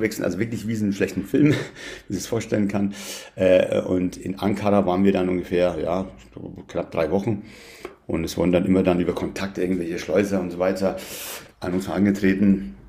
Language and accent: German; Bayreuth, Bavaria, Germany; born or raised there; German is a second language; also born or lived in Tehran, Iran